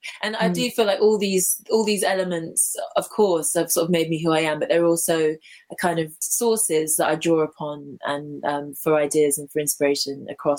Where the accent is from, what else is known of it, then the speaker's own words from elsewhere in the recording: London, United Kingdom; I was brought up in London. I was brought up in a place called Hounslow, which is like very close to Heathrow Airport, Zone 6. Mm-hmm. It's not the most sort of lovely part of the city, but like, you know, it was quite rich culturally in ways. It was very diverse.